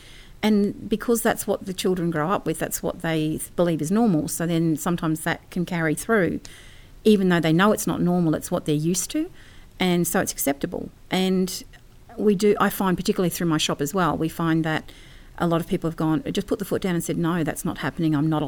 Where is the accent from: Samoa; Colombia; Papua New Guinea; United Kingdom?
Papua New Guinea; I grew up in New Guinea, and we used to go up past the trail to the beginning of Kokoda.